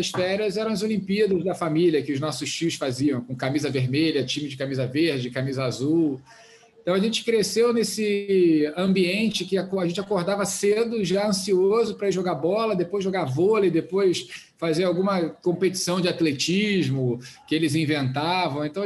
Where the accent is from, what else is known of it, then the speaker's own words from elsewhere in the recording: Oxford, South East England, United Kingdom; born there; Na verdade, o, meu pai, eu nasci na Inglaterra, em Oxford, meu pai na época estava fazendo doutorado em física nuclear.